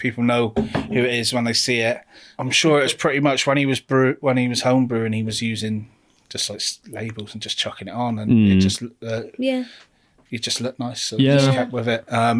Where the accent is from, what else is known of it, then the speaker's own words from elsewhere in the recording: Plymouth, South West England, United Kingdom; moved away as an adult; also born or lived in Leeds; after moving back from Leeds, where we lived for 7 years. I'm originally from Plymouth